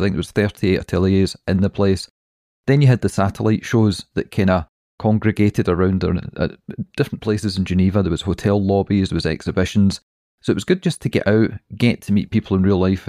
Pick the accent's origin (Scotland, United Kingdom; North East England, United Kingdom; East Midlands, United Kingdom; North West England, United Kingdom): Scotland, United Kingdom; We're Scottish